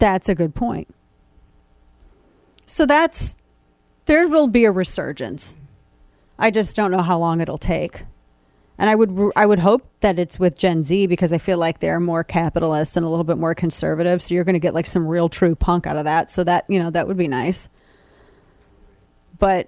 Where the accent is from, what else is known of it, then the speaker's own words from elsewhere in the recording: Missouri, United States; my home state of Missouri